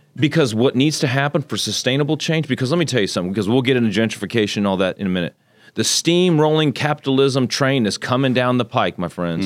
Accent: Magnolia, Texas, United States; also born or lived in Tokyo, Japan; So I grew up in Japan, moved here when I was six, about what, Magnolia had twelve hundred people

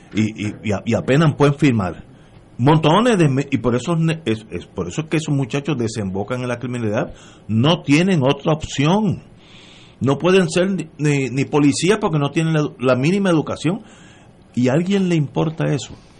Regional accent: Puerto Rico; como puertorriqueño

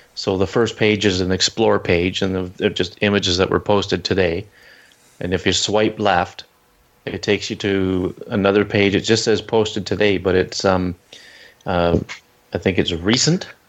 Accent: Canada; I'm Canadian

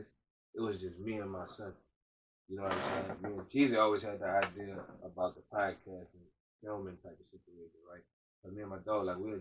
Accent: Brunswick, United States; I'm born and raised in Brunswick

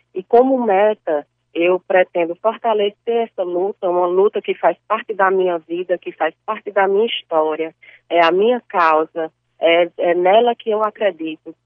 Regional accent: Cariri region, Ceará, Brazil; eu sou da região do Cariri

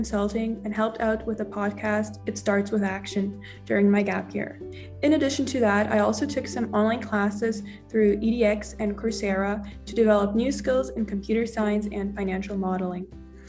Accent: Germany; I'm from Germany

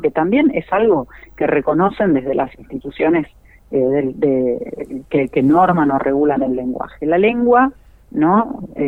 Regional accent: Argentina

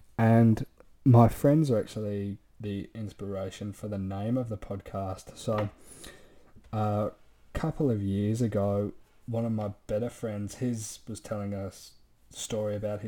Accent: Gold Coast, Queensland, Australia; also born or lived in Manchester, United Kingdom; I was born in Manchester in the UK in 1998. So at the moment, I'm 21 years old. In 2006, I think I was about 8 years old, my family moved to the Gold Coast in Queensland, Australia.

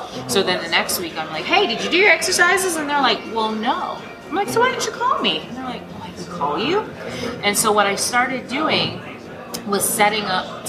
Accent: Barbados

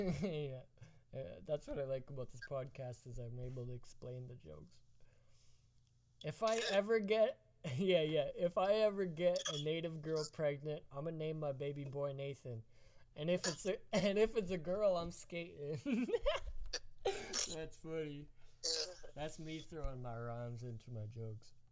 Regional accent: Esterhazy, Saskatchewan, Canada; born or raised there

